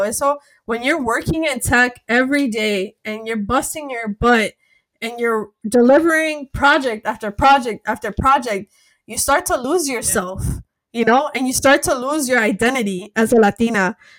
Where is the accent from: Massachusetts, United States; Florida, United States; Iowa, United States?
Florida, United States; Miami; moved away; also born or lived in Seattle, United States; I was born in Miami. I'm American, but I'm Colombian American